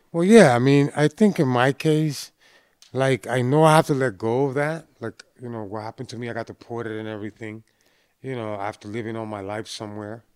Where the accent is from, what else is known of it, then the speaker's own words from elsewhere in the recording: Boston, Massachusetts, United States; when growing up in Boston, you know, back in the nineties